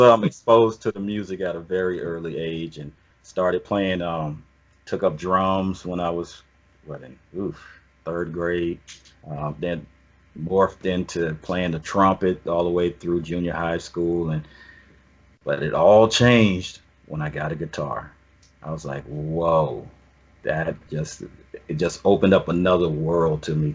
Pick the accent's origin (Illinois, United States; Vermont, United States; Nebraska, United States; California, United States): California, United States; Oakland; also born or lived in Atlanta, Georgia; I was born in Atlanta, but raised in the o- Oakland